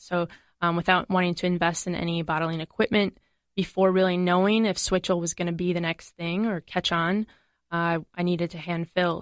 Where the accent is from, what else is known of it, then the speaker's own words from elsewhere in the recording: Madison, Wisconsin, United States; I'm from Madison.